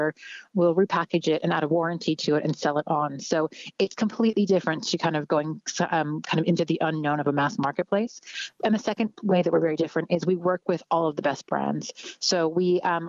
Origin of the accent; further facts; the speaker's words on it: Canada; moved away as an adult; now in Ireland; I'm Canadian. I'm originally from Canada. I've been living in Ireland for just under 4 years.